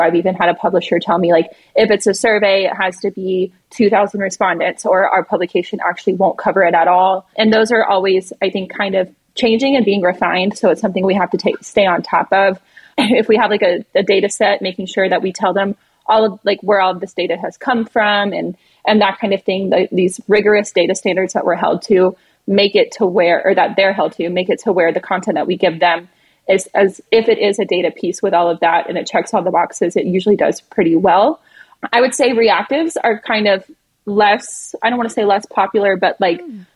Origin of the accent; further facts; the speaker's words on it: the American South, United States; now in New York City, United States; I'm from the American South where we kind of have southern hospitality